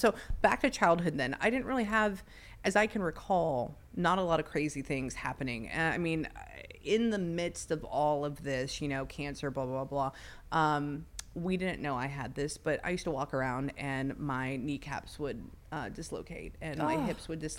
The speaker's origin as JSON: {"language": "English", "town": "Pasadena", "region": "California", "country": "United States", "tie": "born or raised there", "said": "And I grew up in Pasadena, so what was there a lot of? There was a lot of shootings, right?"}